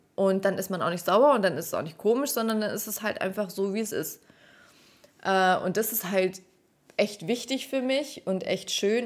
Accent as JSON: {"language": "German", "town": "Stuttgart", "region": "Baden-Württemberg", "country": "Germany", "tie": "born or raised there", "also_born_or_lived": "Heidenheim / Munich", "moved": "as an adult", "lives_now": "Nuremberg, Germany", "said": "die Liebe zu meiner Heimat so richtig ähm, entdeckt"}